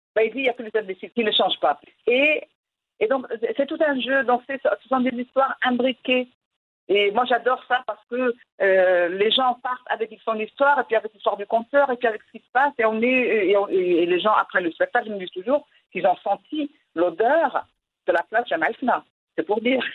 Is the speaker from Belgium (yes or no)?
no; Morocco; first language Moroccan Arabic; French is a second language; now in France; je suis une femme, je suis marocaine, je suis arabe, je vis en France